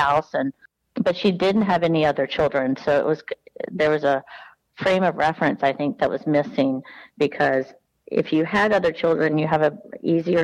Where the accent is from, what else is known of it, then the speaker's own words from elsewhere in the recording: Deep South, United States; also born or lived in New York; I grew up in the deep South of the SEC